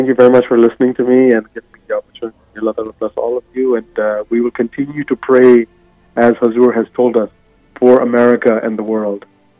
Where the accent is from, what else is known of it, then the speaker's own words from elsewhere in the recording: Ghana; now in United States; Prior to coming to here in the United States, I mean, I was born in Ghana, which is West Africa. And I'll tell you, growing up as a child in the villages, we didn't have mirrors.